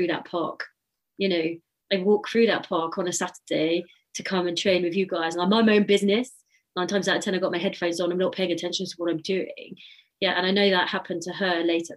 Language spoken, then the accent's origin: English; United Kingdom; as British people